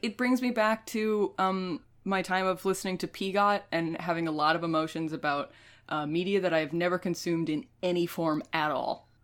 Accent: United States; I am not Canadian. I'm, I'm American

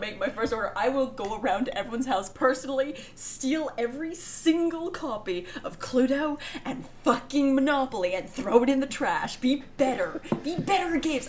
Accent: Scotland, United Kingdom; I've lived here my entire life and I am a Scottish woman

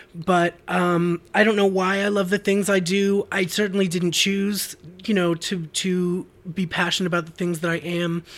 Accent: Boston, Massachusetts, United States; I grew up in Boston, uh, in the suburbs

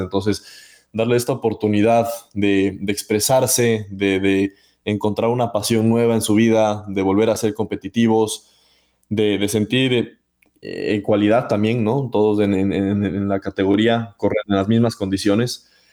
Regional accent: Ecuador; moved away; espero estar pronto en mi país querido

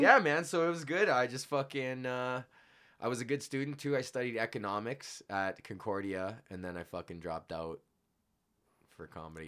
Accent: Edmonton, Alberta, Canada; born or raised there

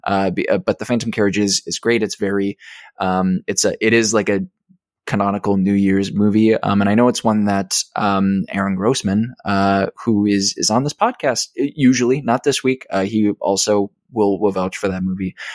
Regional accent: Rochester, Minnesota, United States; moved away; my hometown

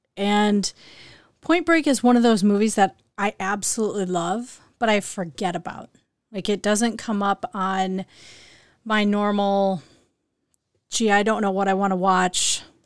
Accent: Midwest, United States; I'm from the Midwest and, and I think we don't have an accent. Um, I've been told by others that we do have accents here

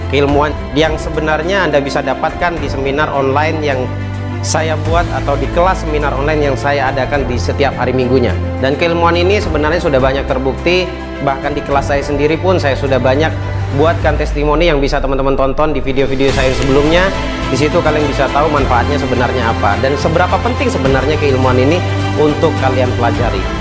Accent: Pontianak, West Kalimantan, Indonesia; Saya asal Pontianak Salah satu profesi saya adalah Youtuber

